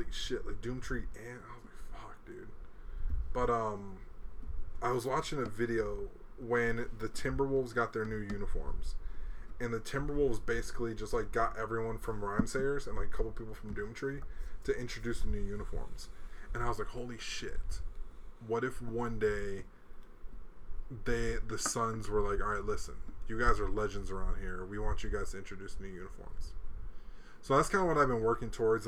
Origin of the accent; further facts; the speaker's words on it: Hawaii, United States; also born or lived in Chicago; now in Arizona, United States; I live in Arizona and I grew up in Hawaii